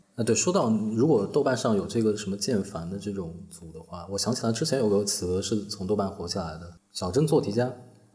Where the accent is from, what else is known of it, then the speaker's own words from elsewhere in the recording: Northern Jiangsu, China; 我在苏北长大嘛，苏北的学校初中、高中都有晚自习